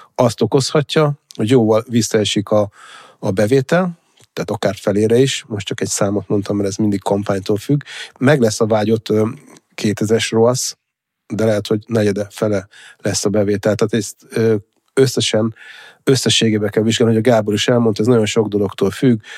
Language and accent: Hungarian; Hungary; vidéki gyerek vagyok